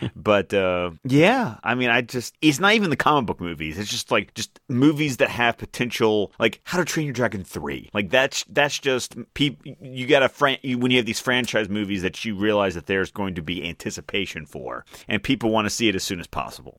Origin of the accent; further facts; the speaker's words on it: Australia; I'm Australian